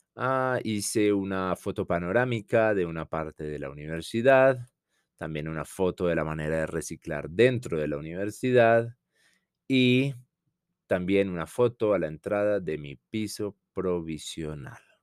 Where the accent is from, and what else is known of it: Colombia; also born or lived in Bogotá / Madrid